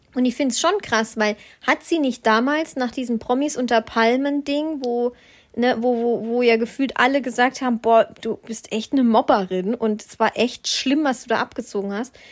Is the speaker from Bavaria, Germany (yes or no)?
no; Black Forest, Baden-Württemberg, Germany; moved away; ich komme ja auch aus dem Schwarzwald